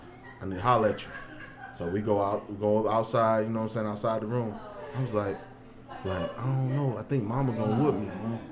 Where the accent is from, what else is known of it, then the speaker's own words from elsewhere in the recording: St. Louis, Missouri, United States; I lived on the north, and I went to school on the south